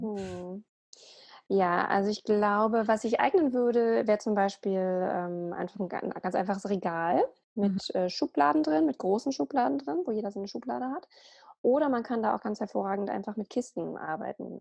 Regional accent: Berlin, Germany; ich bin äh, Ordnungscoach aus Berlin. Ich lebe dort

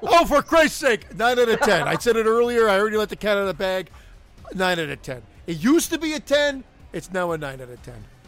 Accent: Canada; I'm Canadian

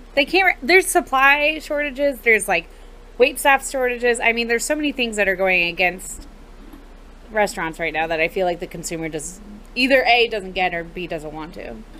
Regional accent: Atlanta, Georgia, United States; now in Jacksonville, United States; I'm from Atlanta

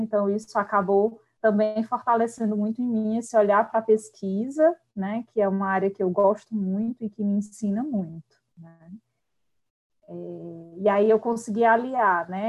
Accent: Quixadá, Ceará, Brazil; eu sou do sertão central, né? Sou de Quixadá

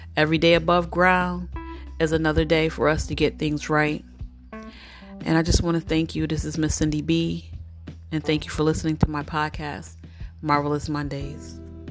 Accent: United States; I'm familiar with American culture

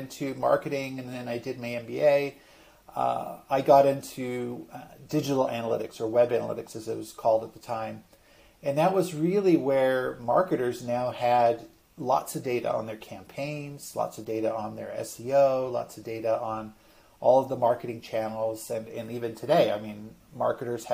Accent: Vancouver, British Columbia, Canada; I grew up in Vancouver, British Columbia, Canada

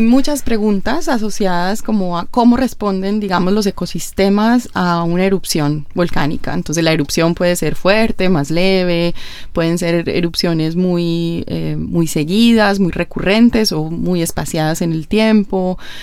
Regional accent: Colombia; en Colombia, pues, de donde yo vengo

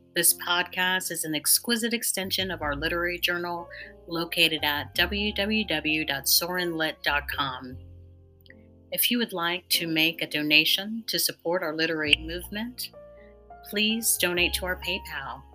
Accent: Massachusetts, United States; moved away as an adult; now in Huntsville, United States; growing up in Massachusetts

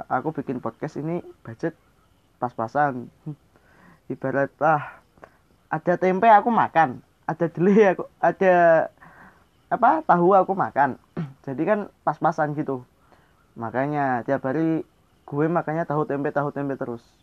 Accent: Java, Indonesia; gue asli orang Jawa

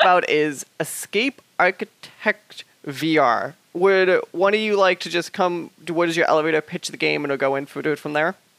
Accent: United States; I come from the United States

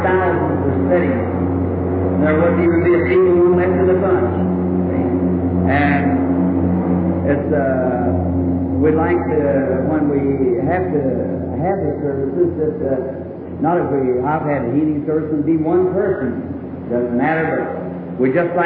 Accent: Ireland; me being an Irishman

